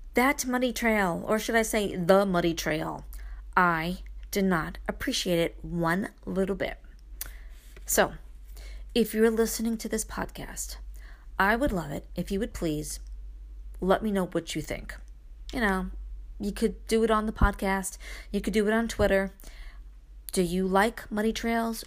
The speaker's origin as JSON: {"language": "English", "town": "Brooklyn", "region": "New York", "country": "United States", "tie": "born or raised there", "moved": "yes", "said": "I am still that girl that was born and raised in Brooklyn, even though I live in the country."}